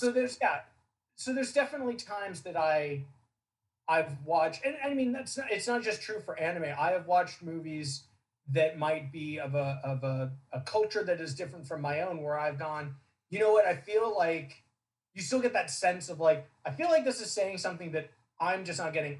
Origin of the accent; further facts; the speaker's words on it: Southern California, United States; I grew up in Southern California